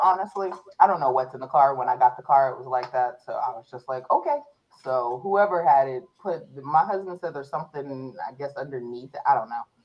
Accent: Warren, Ohio, United States; I was born in Warren, Ohio, in Trumbull County

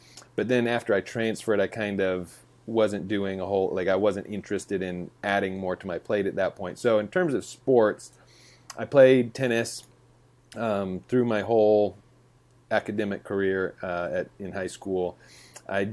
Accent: Lakewood, Colorado, United States; now in Nashville, United States; I grew up in a suburb of Denver, Colorado. So I say Denver. Technically, it's Lakewood

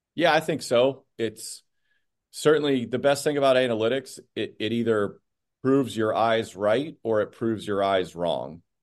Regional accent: Phoenix, Arizona, United States; moved away as an adult; also born or lived in Scottsdale, Arizona; now in Boston, United States; was born and raised in Phoenix

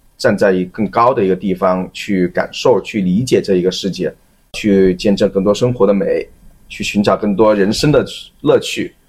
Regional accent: Guangzhou, Guangdong, China; moved away as an adult; now in Hong Kong, China; 其实我来了香港五年多的一个时间，我自己会觉得说香港给我的一个感觉呢，一，就是因为我是广州人的话，那所以就是讲粤语天然就会很，很亲切，而且从小也嗯。会受到T V B的那些文化的一个渲染

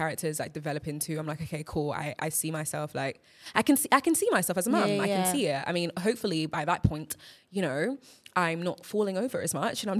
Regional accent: Nigeria; English is a second language; as a Nigerian

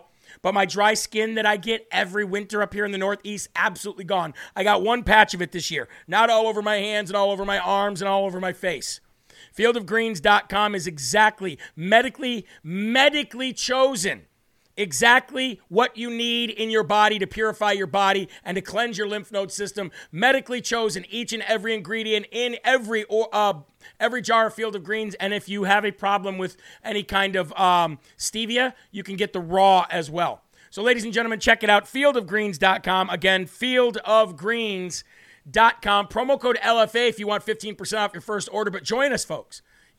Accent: Puerto Rico; I grew up in Puerto Rico. I put on the suntan lotion all the time.

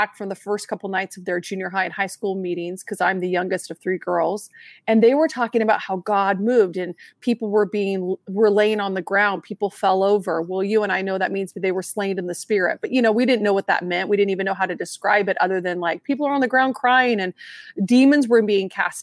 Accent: Southern Oregon, United States; I'm born and raised in Oregon, Southern Oregon

